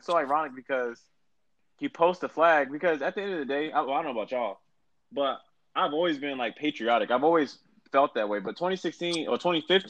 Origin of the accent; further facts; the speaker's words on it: United States; I can go to Europe or somewhere and tell someone I'm from the United States